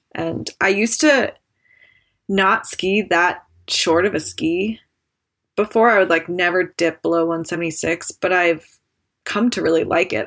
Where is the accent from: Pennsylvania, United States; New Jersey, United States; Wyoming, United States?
Wyoming, United States; Jackson; I grew up in Jackson and definitely grew up skiing with my family